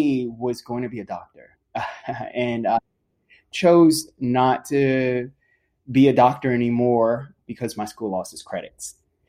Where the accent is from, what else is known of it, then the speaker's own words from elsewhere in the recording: Johnstown, United States; So I'm from Johnstown, and I am a engineering studies manager.